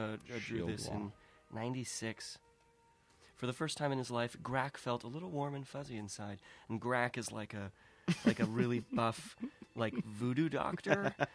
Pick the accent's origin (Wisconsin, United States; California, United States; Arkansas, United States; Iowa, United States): California, United States; San Diego; Cardiff, just north from where I grew up in San Diego.